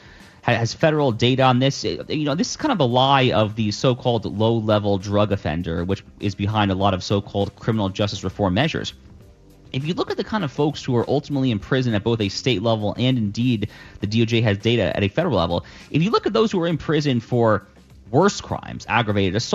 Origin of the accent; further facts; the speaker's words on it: New York area, United States; I grew up in the New York area.